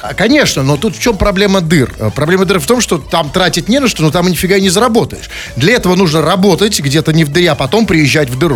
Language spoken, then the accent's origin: Russian; Saint Petersburg, Russia; как добропорядочный петербуржец